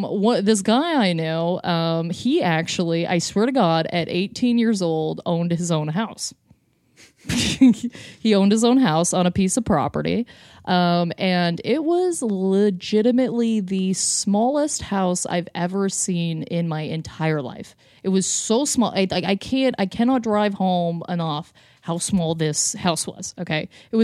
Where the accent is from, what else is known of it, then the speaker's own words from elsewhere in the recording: Lindsay, Ontario, Canada; Anyway, so I grew up in Lindsay, Ontario, which is just basically... I went to kind of like the hillbilly high school.